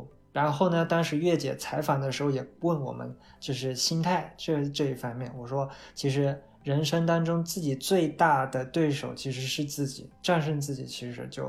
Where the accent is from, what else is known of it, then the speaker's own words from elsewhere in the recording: China; 我我是不认为说同样是黄种人，我们中国人会比他们日本人差多少。